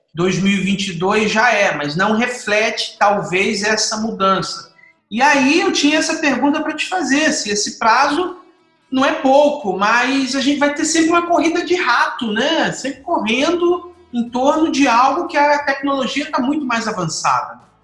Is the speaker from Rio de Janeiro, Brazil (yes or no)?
yes; Rio de Janeiro, Brazil; now in Espírito Santo, Brazil; como carioca